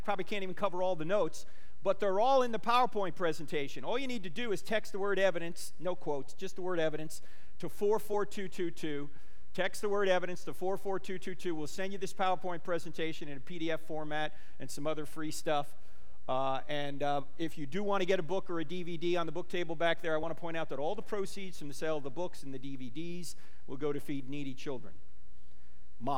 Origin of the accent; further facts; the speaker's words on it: New Jersey, United States; moved away; I'm originally from New Jersey.